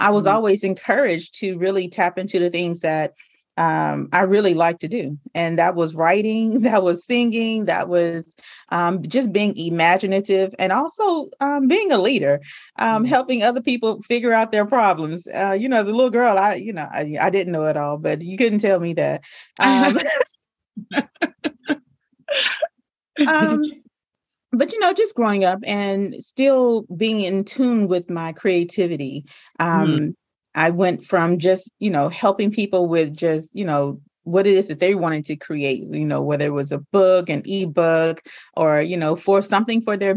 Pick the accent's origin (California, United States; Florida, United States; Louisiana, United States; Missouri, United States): Louisiana, United States; I'm really just a good country girl at heart. I'm a girl from Louisiana